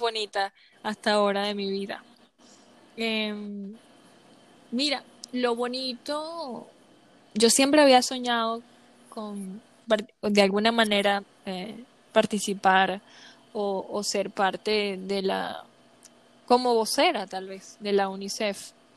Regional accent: Venezuela; first language Spanish; aunque sigo siendo latina y me encanta el bochinche, como decimos en Venezuela

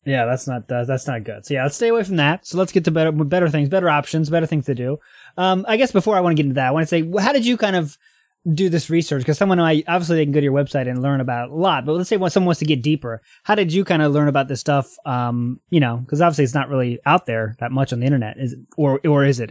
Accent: United States; now in Japan; I'm American

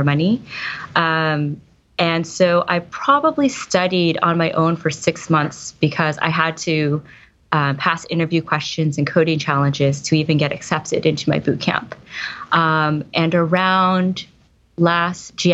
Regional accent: East Coast, United States; now in Silicon Valley, United States; I live in Silicon Valley now. I'm originally from the East Coast.

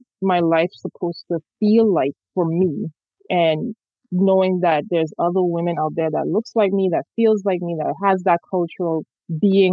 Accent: St. Thomas, U.S. Virgin Islands; I grew up in the Caribbean, so, you know, in the Virgin Islands in St. Thomas

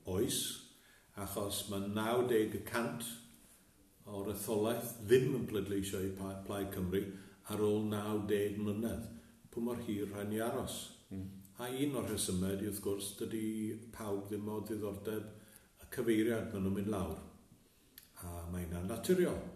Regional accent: Machynlleth, Wales, United Kingdom; moved away as an adult; also born or lived in Colwyn Bay / Aberdyfi / London; now in Llanddeiniol, United Kingdom; dod o Machynlleth, brodd y fi, a wedi trafeilio rhaid uh, Cymru i raddau, Bai Colwyn, Aberdyfi, Llandeinio a Llundain. A wedi bod yn gweithio ar y cyfandir

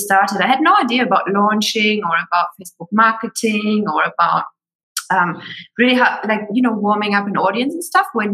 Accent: Germany; moved away as an adult; also born or lived in Sydney, Australia; I'm originally from Germany.

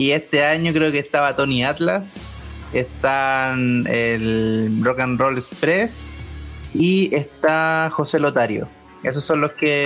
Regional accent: Chile; había venido de Chile

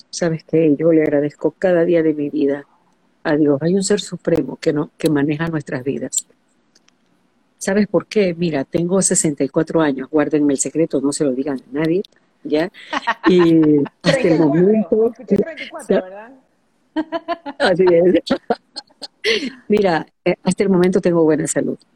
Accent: Guayaquil, Guayas, Ecuador; born or raised there

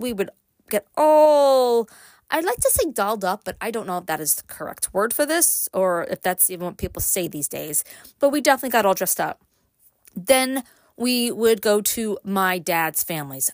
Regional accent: Brooklyn, New York, United States; now in upstate New York, United States; I grew up in Brooklyn

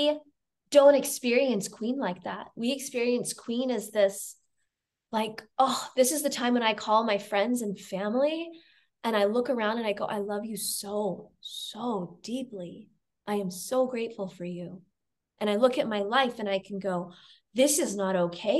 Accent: United States; now in Germany; I'm an American

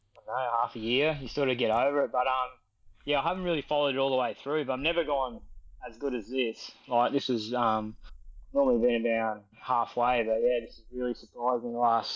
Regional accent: Tannum Sands, Queensland, Australia; I live down Tanum as well

